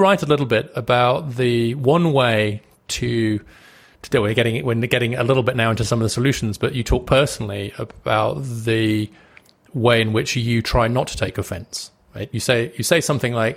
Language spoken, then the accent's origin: English; United Kingdom; I'm British